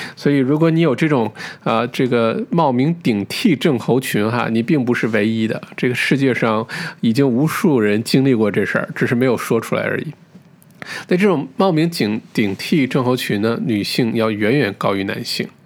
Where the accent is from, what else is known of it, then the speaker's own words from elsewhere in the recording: China; 我们中国人